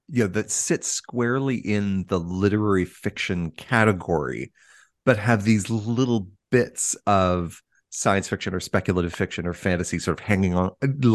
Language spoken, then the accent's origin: English; Canada; As a Canadian child of the 1980s